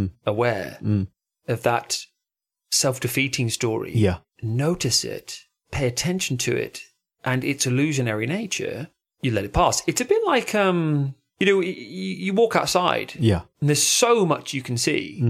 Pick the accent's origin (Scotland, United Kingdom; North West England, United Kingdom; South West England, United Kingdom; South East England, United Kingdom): South West England, United Kingdom; Devon; moved away; also born or lived in London; And I'm from Devon originally.